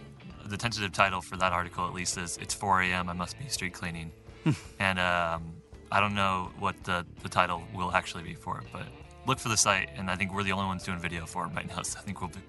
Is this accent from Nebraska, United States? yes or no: yes; Nebraska, United States; I'm from the Bible Belt, and I think my music kind of has that influence, at least, or coming from a Catholic upbringing.